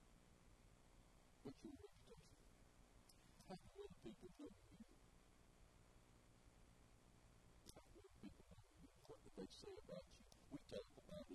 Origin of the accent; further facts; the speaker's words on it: Bells, Tennessee, United States; also born or lived in Memphis / Jackson; I grew up in Bells, I grew up in the farm